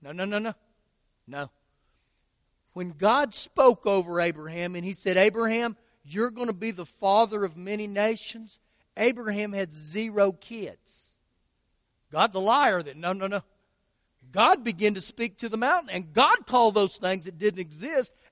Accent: Lubbock, Texas, United States; I'm from Lubbock

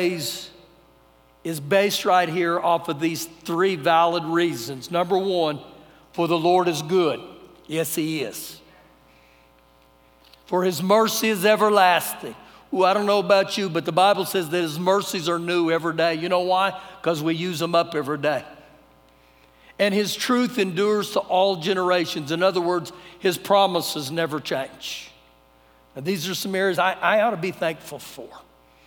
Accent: United States

